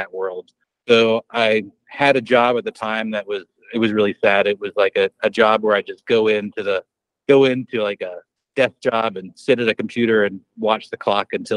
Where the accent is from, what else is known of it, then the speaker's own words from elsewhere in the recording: Lehigh Valley, Pennsylvania, United States; my hometown in the Lehigh Valley, Pennsylvania, like Allentown, Bethlehem